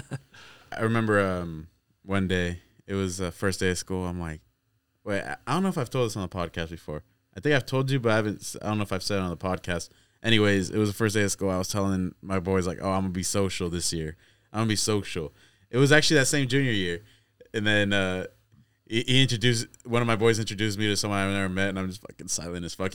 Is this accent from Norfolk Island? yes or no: no; Corning, United States; we come from Corning, bro. That's the smallest town